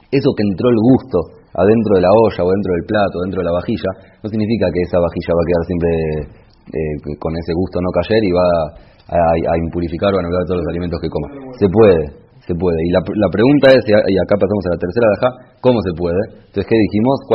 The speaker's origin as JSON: {"language": "Spanish", "country": "Argentina", "also_born_or_lived": "Israel", "moved": "yes", "said": "soy argentino"}